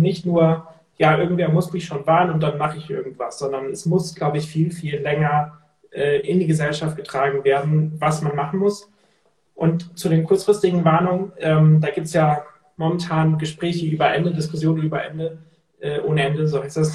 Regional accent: Cuxhaven, Lower Saxony, Germany; bei uns in Cuxhaven, da komme ich ja her von der Küste, und da haben wir in der Schule gelernt

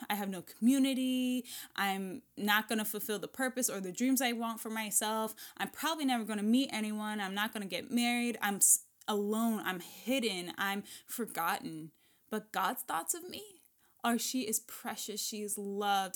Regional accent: Washington, United States; I'm still in my hometown, in my home state

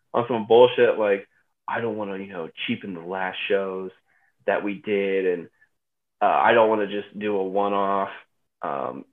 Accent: Texas, United States; now in Cleveland, United States; I grew up in Texas, so I was a Spurs fan when I was a kid

